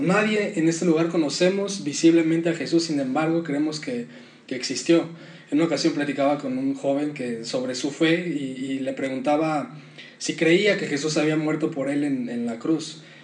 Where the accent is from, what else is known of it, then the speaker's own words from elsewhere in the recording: Mexico; nuestro contexto en México